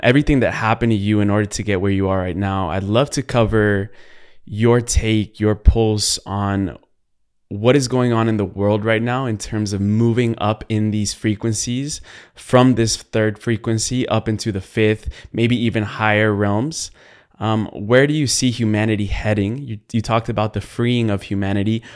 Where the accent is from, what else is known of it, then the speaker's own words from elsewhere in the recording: Colombia; I am from Latin America. I'm Colombian